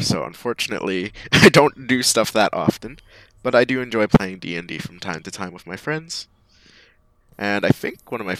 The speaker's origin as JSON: {"language": "English", "country": "Canada", "said": "I'm a Canadian."}